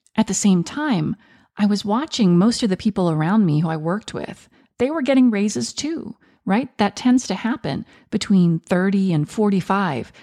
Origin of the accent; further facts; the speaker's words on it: United States; I was born in the United States, but my mother and her family are from Venezuela